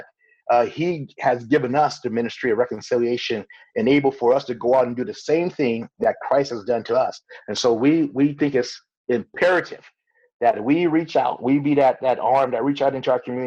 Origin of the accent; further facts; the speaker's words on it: Los Angeles, California, United States; we were raised in South Central Los Angeles